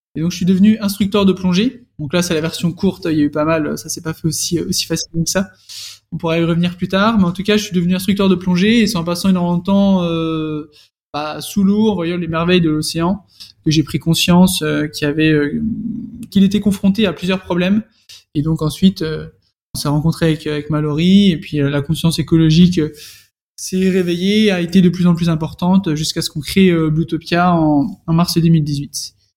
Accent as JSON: {"language": "French", "town": "Dijon", "region": "Bourgogne-Franche-Comté", "country": "France", "tie": "born or raised there", "moved": "yes", "said": "je suis née né à Dijon, j'ai fait toute mon enfance à Dijon."}